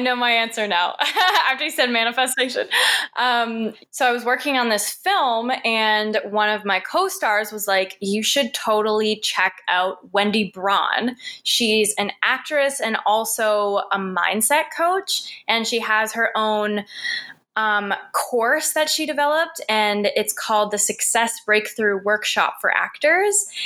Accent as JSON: {"language": "English", "town": "Sault Ste. Marie", "region": "Ontario", "country": "Canada", "tie": "born or raised there", "moved": "yes", "lives_now": "Toronto, Canada", "said": "I was born in Sault Ste. Marie, Ontario. It's a little small northern town"}